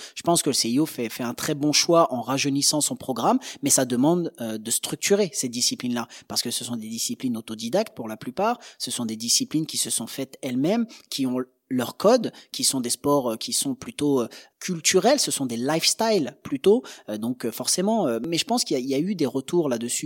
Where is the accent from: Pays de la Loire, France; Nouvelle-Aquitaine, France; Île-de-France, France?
Pays de la Loire, France; Angers; on vient d'une petite ville d'Angers